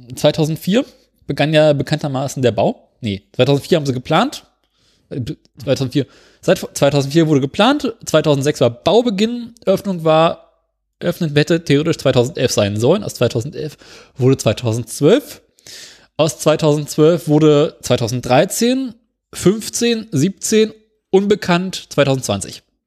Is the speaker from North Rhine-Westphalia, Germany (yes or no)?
no; Berlin, Germany; ich komme aus Berlin